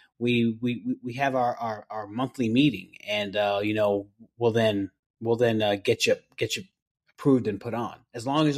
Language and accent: English; New York, United States; now in Mooresville, United States; I was born and raised in New York